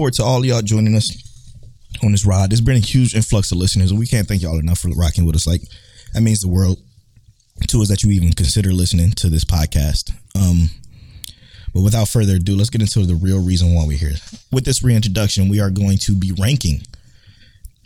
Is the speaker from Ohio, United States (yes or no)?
yes; Cleveland, Ohio, United States; now in Houston, United States; I'm from Cleveland, Ohio as well